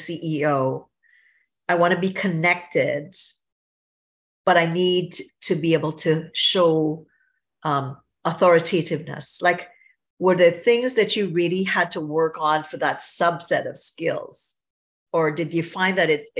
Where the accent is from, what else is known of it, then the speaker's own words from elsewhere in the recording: Trinidad & Tobago; I'm from Trinidad and Tobago, so I would say visibly I'm look foreign